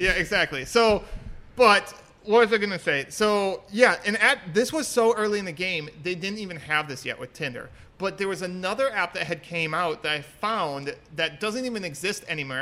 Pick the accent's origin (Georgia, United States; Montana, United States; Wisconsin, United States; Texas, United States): Wisconsin, United States; Town of Washington; moved away as an adult; also born or lived in Singapore / Florida; I'm from Wisconsin